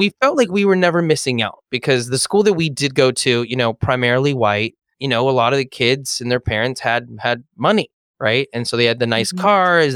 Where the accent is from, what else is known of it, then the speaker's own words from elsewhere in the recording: Los Angeles, California, United States; I was born here in Los Angeles